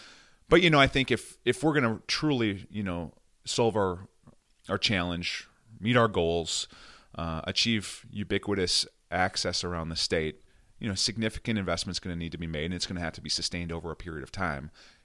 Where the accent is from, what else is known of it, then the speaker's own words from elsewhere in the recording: Red Wing, Minnesota, United States; Not only did I have a chance to represent my hometown of Red Wing in this beautiful, swath of southeastern Minnesota, bluff country, trout streams